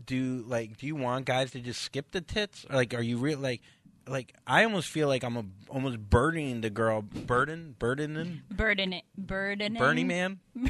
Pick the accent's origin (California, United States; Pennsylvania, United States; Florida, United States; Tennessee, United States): Florida, United States; I'm from Florida, like the home of the boob job.